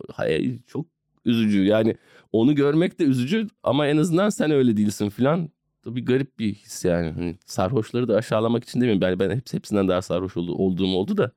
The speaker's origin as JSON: {"language": "Turkish", "region": "Istanbul", "country": "Turkey", "said": "ben İstanbulluyum yani beyaz Türk'üm"}